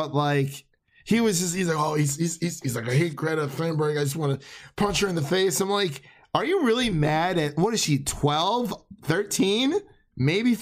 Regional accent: Cleveland, Ohio, United States; moved away as an adult; now in Nashville, United States; We're both from the Cleveland area, so we went to high school together, grew up.

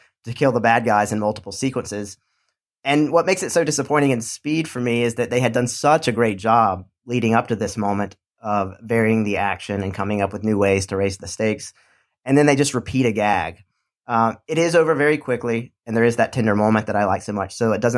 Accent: Charlotte, North Carolina, United States; my hometown of Charlotte, North Carolina

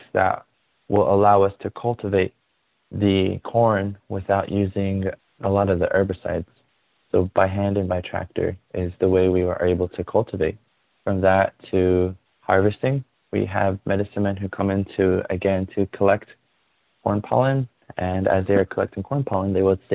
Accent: Shiprock, New Mexico, United States; I was born and raised in Shiprock, New Mexico

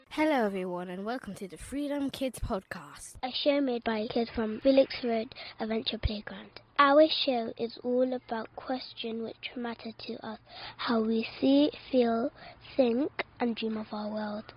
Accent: Somalia; now in Bristol, United Kingdom; I'm nine years old and I'm from Somalia

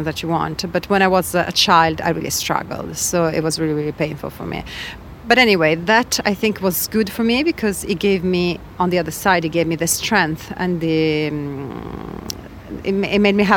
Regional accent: Padua, Veneto, Italy; I grew up in Italy, in Padua

